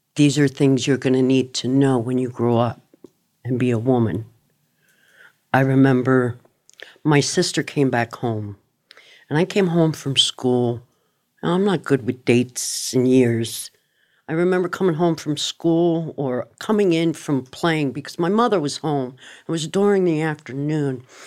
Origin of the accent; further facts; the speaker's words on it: Miramar, Florida, United States; also born or lived in Yonkers, New York / Cooper City, Florida; I grew up in Miramar, Florida.